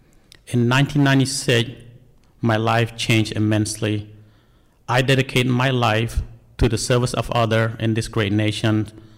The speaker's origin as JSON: {"language": "English", "town": "Des Moines", "region": "Iowa", "country": "United States", "also_born_or_lived": "Cambodia", "second_language": "English", "said": "People in training always ask me where I'm from, expect me to say Cambodia. I'm from Iowa, Des Moines, my home."}